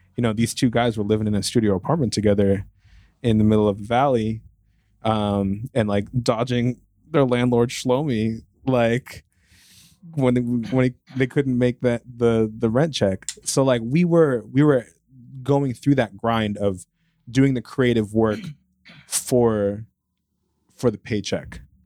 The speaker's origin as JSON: {"language": "English", "region": "New Jersey", "country": "United States", "also_born_or_lived": "Boston", "moved": "as an adult", "said": "I'm from Jersey"}